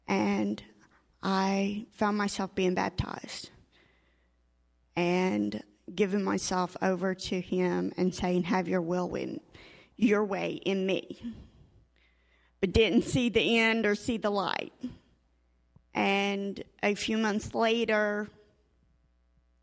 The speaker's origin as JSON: {"language": "English", "town": "Cookeville", "region": "Tennessee", "country": "United States", "moved": "as an adult", "said": "I come up from Cookeville, Tennessee"}